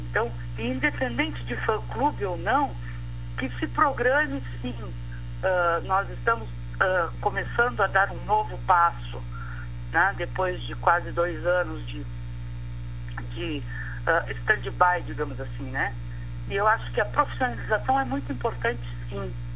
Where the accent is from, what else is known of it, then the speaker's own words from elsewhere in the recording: Pelotas, Rio Grande do Sul, Brazil; como pelotense